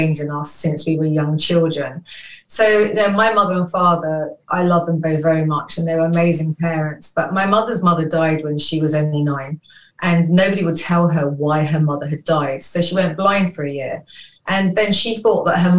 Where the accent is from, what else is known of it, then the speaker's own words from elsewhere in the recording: London, United Kingdom; I was born in London, in Falmouth.